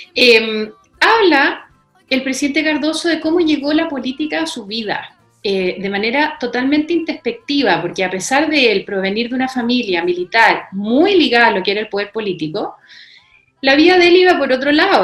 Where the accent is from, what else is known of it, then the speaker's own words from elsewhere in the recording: Chile; cómo somos los chilenos